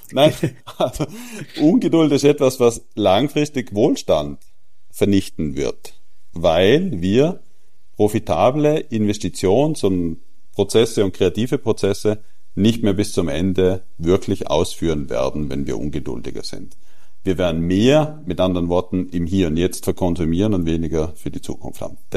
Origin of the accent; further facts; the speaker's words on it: Austria; Ich weiß sehr gut, was du meinst, aber ich will jetzt als Österreicher nicht über die deutschen